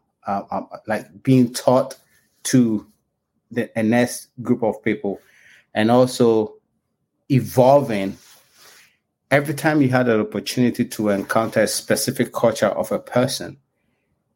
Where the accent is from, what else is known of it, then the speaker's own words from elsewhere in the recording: Ghana; also born or lived in England / Canada; now in Virginia, United States; I was born in Ghana before I went to school in England and Canada